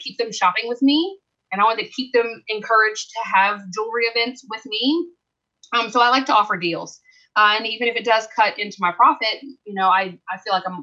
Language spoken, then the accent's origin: English; the South, United States; I'm from the South